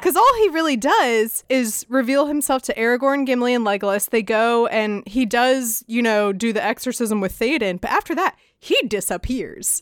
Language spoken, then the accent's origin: English; United States; we're American